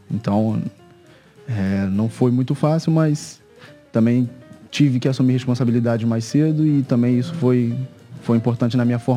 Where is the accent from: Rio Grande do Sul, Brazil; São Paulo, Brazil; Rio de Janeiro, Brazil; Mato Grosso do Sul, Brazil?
Rio de Janeiro, Brazil; Niterói; also born or lived in São Gonçalo; Eu nasci em São Gonçalo, no Rio de Janeiro, mas desde pequeno vivo, vivi em Niterói. Niterói. Também no Rio de Janeiro.